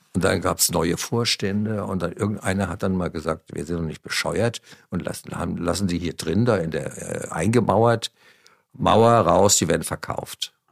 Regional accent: Wiesbaden, Hesse, Germany; moved away; also born or lived in Munich; ich, bin bereit, mit der Ente nach Wiesbaden zu ziehen, in meine Heimatstadt

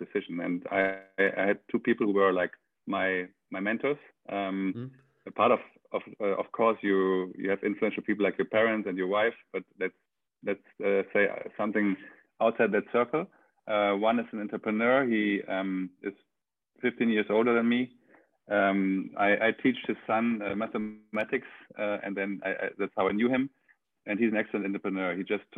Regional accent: Germany; moved away as an adult; now in Barcelona, Spain; I'm German. I grew up in Germany until I was 26, and then I moved to Spain

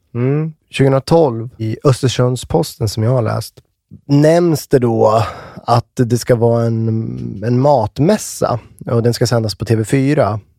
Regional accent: Västmanland, Sweden; now in Uppsala, Sweden; där jag är ifrån, Västmanland

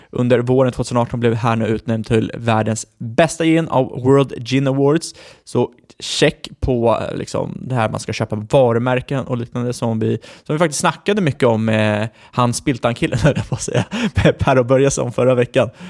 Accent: Ekerö, Stockholm County, Sweden; jag är född på Ekerö.

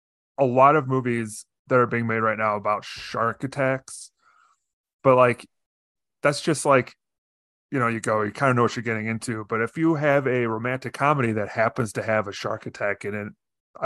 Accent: Chicago, Illinois, United States; I grew up in Chicago area

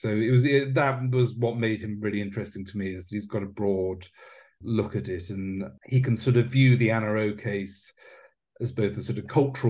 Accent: United Kingdom; as a British writer

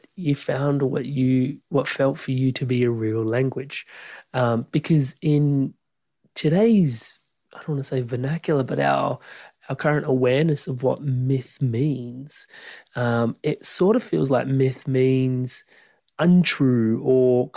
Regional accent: India; growing up as an Indian person

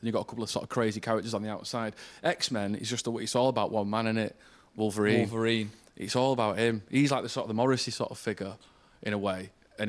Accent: Manchester, North West England, United Kingdom; I'm from Manchester

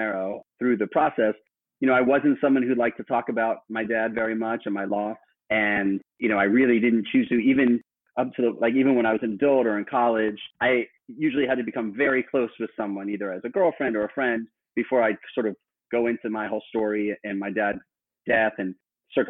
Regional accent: Miami, Florida, United States; I was born in Miami, where I grew up through high school

